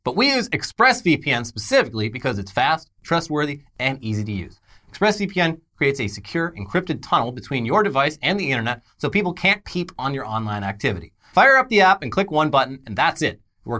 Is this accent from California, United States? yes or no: yes; Orange County, California, United States; Yeah, like, growing up in Orange County, like, anytime someone tries to paint California with just, like, one big brush